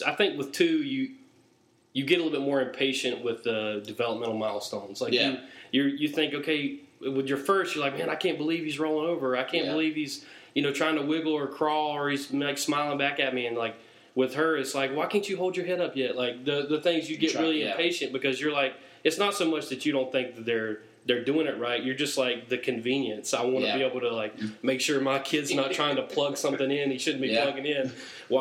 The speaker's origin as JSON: {"language": "English", "town": "Charlotte", "region": "North Carolina", "country": "United States", "tie": "born or raised there", "also_born_or_lived": "Boone, North Carolina", "said": "I'm a Charlotte native. Grew up in, I was born in South Charlotte, moved to a suburb, before I started, kindergarten and then stayed out that way"}